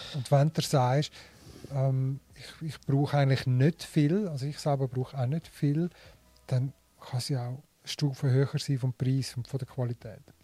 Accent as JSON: {"language": "German", "country": "Switzerland", "also_born_or_lived": "Linthal, Glarus", "said": "bei uns in der Schweiz"}